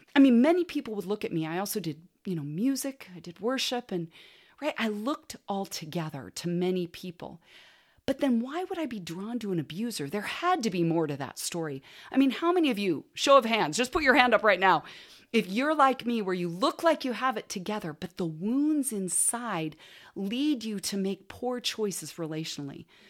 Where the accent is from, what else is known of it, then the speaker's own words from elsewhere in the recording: Portland, Oregon, United States; also born or lived in California; when I was in fourth grade, we moved from California to Portland so my dad could go to Western Seminary